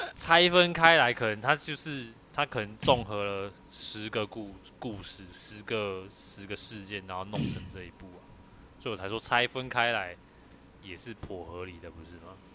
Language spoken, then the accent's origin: Chinese; Kaohsiung, Taiwan; 我就高雄人啊，我就乡下人啊，我台语当然好啊